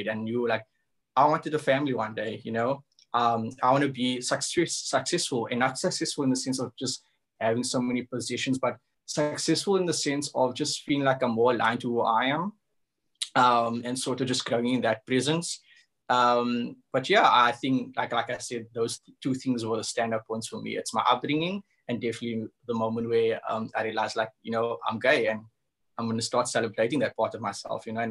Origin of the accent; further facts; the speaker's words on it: Cape Town, Western Cape, South Africa; I come from the hood. I come from Cavda, which is in Retreat